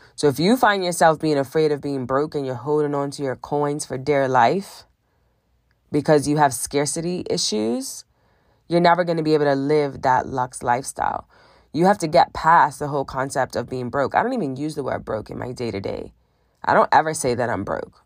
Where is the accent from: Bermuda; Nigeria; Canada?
Bermuda; I grew up in Bermuda, very small island in the middle of the Atlantic Ocean, above the Caribbean.